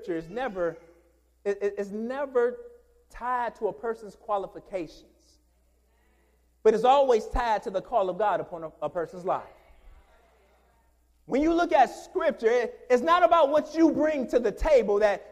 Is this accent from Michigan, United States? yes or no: yes; Detroit, Michigan, United States; Growing up in Detroit